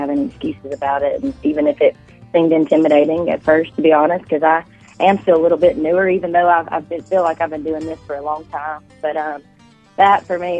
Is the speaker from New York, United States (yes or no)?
no; Phenix City, Alabama, United States; now in Nashville, United States; I'm from Phoenix City, Alabama, as you know, and I got to go back and hang out with my mama